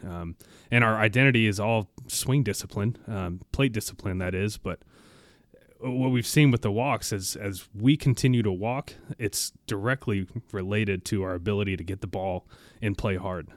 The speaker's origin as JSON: {"language": "English", "town": "Olathe", "region": "Kansas", "country": "United States", "moved": "yes", "said": "I'm from Olathe, Kansas."}